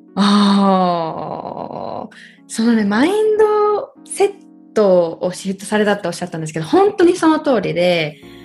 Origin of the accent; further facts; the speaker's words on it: Japan; moved away as an adult; also born or lived in United States; 同じね生まれ育ったところにいて